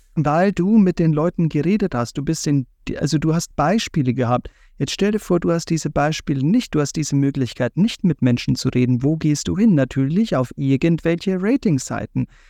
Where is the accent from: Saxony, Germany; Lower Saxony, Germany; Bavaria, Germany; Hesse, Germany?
Bavaria, Germany; ich als Bayer